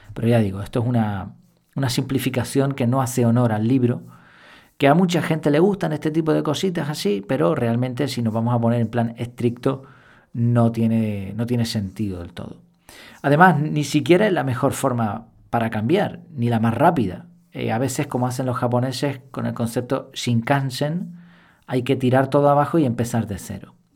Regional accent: Madrid, Community of Madrid, Spain; donde nací en Madrid

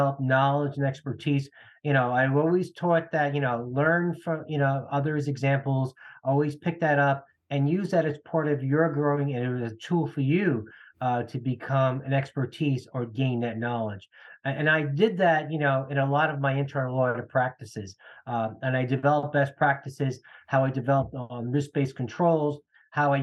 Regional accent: New Jersey, United States; I grew up in New Jersey in a middle-class family

